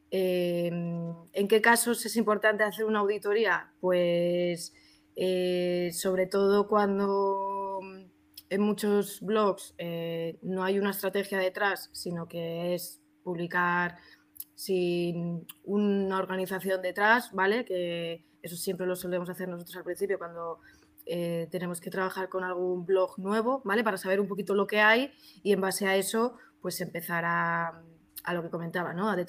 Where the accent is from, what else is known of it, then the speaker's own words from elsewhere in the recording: Madrid, Community of Madrid, Spain; fuera de España soy de Madrid y dentro de Madrid ya